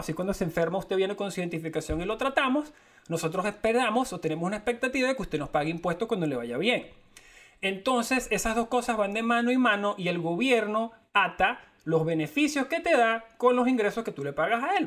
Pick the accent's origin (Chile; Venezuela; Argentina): Venezuela; somos de Venezuela